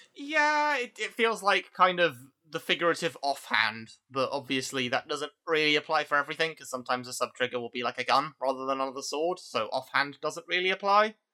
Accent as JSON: {"language": "English", "region": "London", "country": "United Kingdom", "tie": "born or raised there", "said": "I, I, I grew up as a Londoner"}